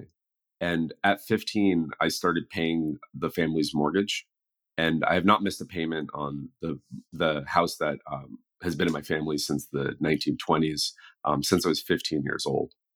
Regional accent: the Peninsula, south of San Francisco, California, United States; I grew up on the peninsula in just south of San Francisco

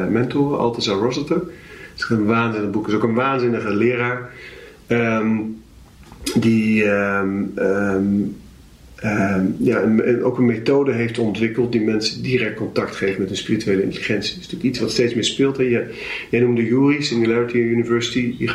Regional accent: Zwolle, Overijssel, Netherlands; Waar ben je opgegroeid? Hier in Zwolle.

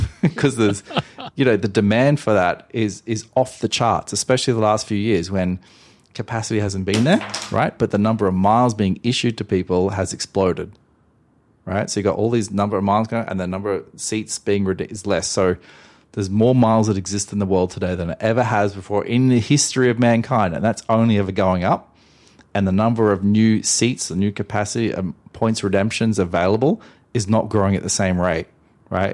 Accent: Australia; I'm Australian

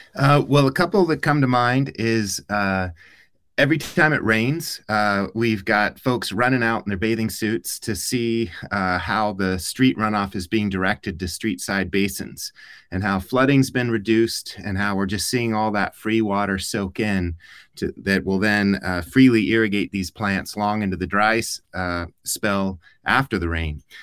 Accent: Tucson, Arizona, United States; I grew up in Tucson, but my family's not from here

